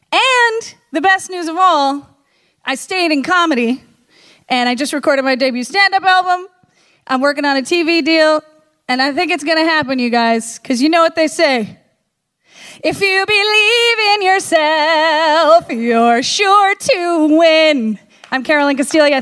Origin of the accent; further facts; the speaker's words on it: the North, United States; I was from the North